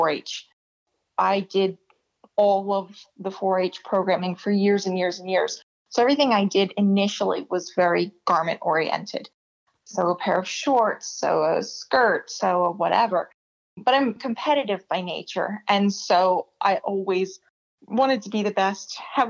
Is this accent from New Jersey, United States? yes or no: yes; New Jersey, United States; also born or lived in Atlantic City, New Jersey; I was born in the Atlantic City Hospital. So I grew up in South Jersey